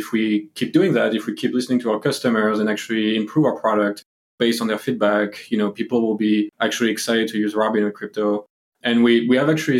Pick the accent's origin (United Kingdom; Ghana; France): France; moved away; I'm actually from Europe, as you can hear from the accent. So, you know, I'm from France.